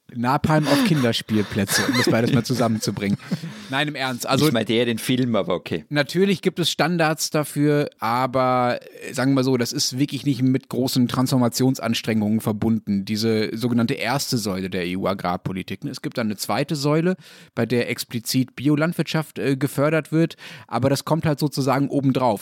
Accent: Germany; bei uns in Deutschland

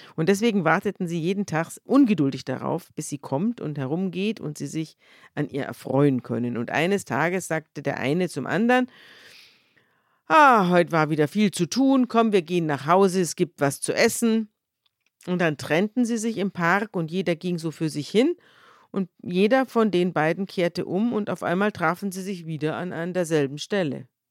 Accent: Germany; bei uns in Deutschland

